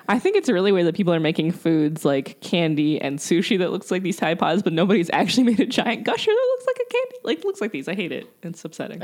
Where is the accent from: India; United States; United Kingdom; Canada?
United States; Columbia, South Carolina; now in Columbus, United States; I'm from Columbia, South Carolina.